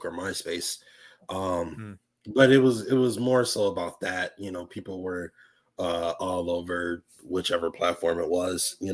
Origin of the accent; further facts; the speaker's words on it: Buffalo, New York, United States; moved away as an adult; also born or lived in Tampa, Florida; born and raised in Buffalo, New York, up until I was about 20 years old